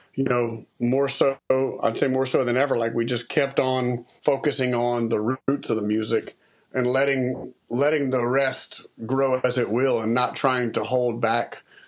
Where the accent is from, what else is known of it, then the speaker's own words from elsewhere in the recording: Lafayette, Louisiana, United States; I was raised in Lafayette, uh, kind of in Broussard, part of Lafayette